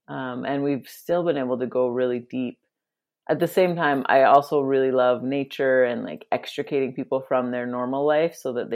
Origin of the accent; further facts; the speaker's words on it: Drumheller, Alberta, Canada; also born or lived in Kenya / Australia / Vancouver, British Columbia; I'm from here in Canada. A small town called Drumheller is where I was born. And mostly have lived in Alberta for most of my life, except for I did grow up for a few years in Kenya.